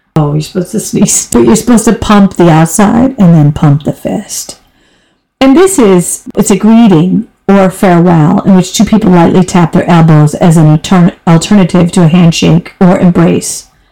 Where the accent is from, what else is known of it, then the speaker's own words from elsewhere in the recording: United States; moved away as an adult; now in Europe; I'm an American, but I've been living in Europe for over 26